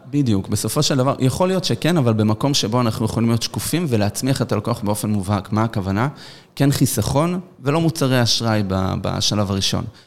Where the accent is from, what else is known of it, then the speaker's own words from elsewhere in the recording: Petah Tikva, Central District, Israel; גדלנו בפתח תקווה, נולדנו בפתח תקווה